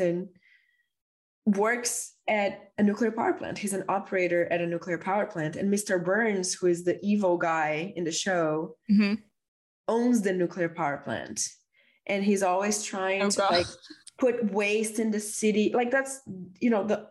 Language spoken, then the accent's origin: English; Brazil; growing up in Brazil in the 90s.